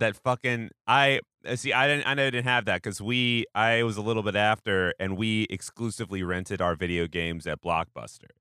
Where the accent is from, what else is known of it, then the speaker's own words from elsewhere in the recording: Pacific Northwest, United States; I grew up in the Pacific Northwest